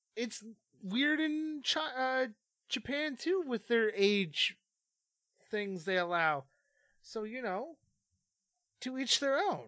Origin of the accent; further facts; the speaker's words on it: Canada; growing up in Canada because, uh, myself and the two co-hosts at Filler Academy, uh, are from the Great White North